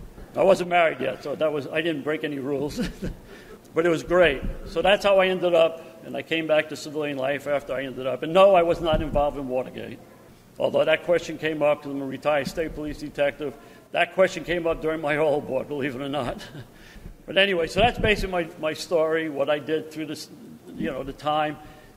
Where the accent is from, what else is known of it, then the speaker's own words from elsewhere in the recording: Canada; Well, I'm from Canada. So I said, well, I'm fluent in French. I can read it, write it.